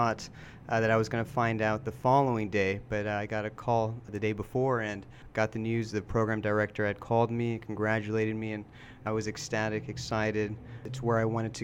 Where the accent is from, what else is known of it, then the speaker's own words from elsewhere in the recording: Houston, Texas, United States; I'm born and raised in Houston.